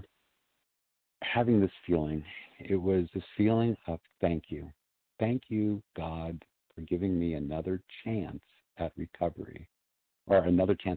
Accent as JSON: {"language": "English", "region": "Southern California", "country": "United States", "tie": "born or raised there", "said": "I was one of maybe two or three Jewish kids in my class in Southern California"}